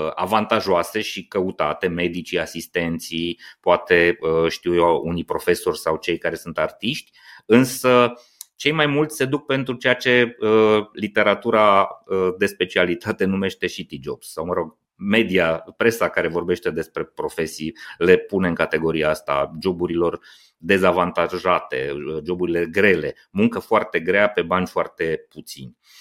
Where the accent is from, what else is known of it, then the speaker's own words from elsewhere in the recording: Maramureș County, Romania; eu și cu Cosmin suntem din Maramureș